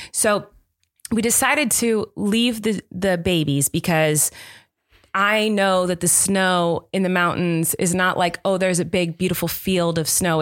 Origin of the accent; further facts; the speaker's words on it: Southern California, United States; I grew up in Southern California